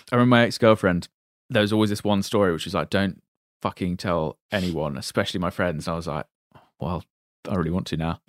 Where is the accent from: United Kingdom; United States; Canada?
United Kingdom; Reading, South East England; I'm from Reading